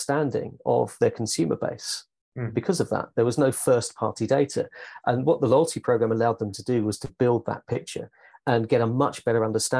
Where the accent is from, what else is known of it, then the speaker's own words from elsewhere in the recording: United Kingdom; I'm British